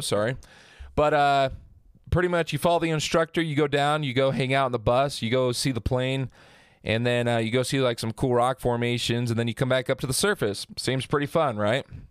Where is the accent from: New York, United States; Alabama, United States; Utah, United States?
Utah, United States; Hurricane; I grew up in Hurricane Utah